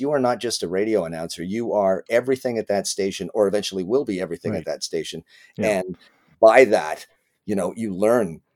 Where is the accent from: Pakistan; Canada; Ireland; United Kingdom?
Canada; Winnipeg, Manitoba; moved away as an adult; also born or lived in Richmond, British Columbia; now in Toronto, Canada; I was raised in Winnipeg for I think I left when I was 18, just turned 19